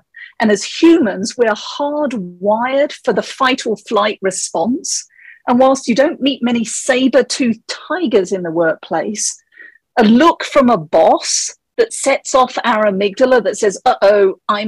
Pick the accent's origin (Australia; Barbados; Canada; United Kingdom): United Kingdom; England; moved away as an adult; now in Colorado, United States; the accent is actually from England. I grew up there and I moved to Colorado 17 years ago